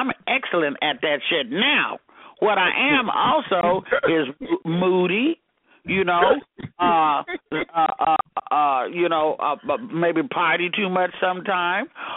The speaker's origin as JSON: {"language": "English", "region": "Arkansas", "country": "United States", "said": "I'm from Arkansas"}